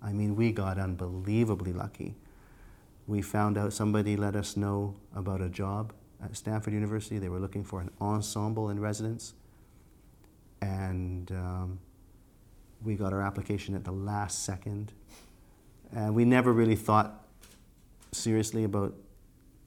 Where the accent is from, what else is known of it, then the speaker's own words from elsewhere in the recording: Canada; moved away as an adult; also born or lived in United States; being Canadian, as we were in the group, we lived in the States